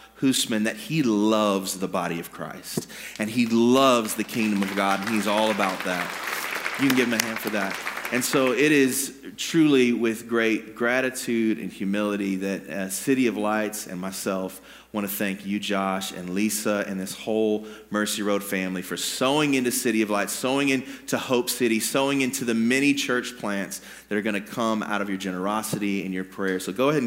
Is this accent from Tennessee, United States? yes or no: no; Indianapolis, Indiana, United States; moved away as an adult; I grew up in Indianapolis. I graduated from Lawrence Central High School